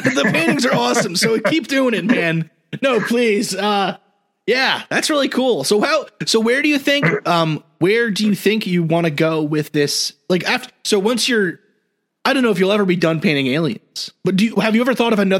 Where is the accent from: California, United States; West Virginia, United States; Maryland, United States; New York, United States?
New York, United States; New York City; So I grew up in New York City, and right in Jersey, there's that story, the Jersey Devil, right?